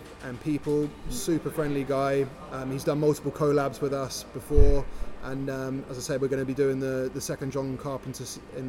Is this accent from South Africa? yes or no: no; United Kingdom; also born or lived in Toronto; Pubs are deeply rooted in our culture as British people